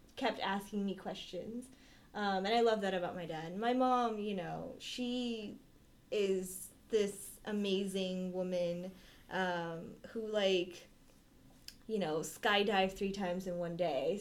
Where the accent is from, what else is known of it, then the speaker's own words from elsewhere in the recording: Bay Area, California, United States; moved away as an adult; I'm from the Bay Area